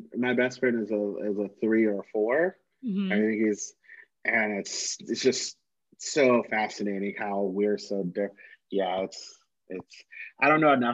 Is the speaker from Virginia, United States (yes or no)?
yes; Virginia, United States; moved away as an adult; now in Atlanta, United States; born and raised in Virginia